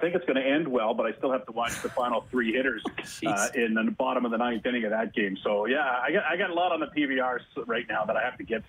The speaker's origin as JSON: {"language": "English", "town": "Toronto", "region": "Ontario", "country": "Canada", "tie": "born or raised there", "moved": "yes", "said": "I grew up in Toronto as a Leaf fan"}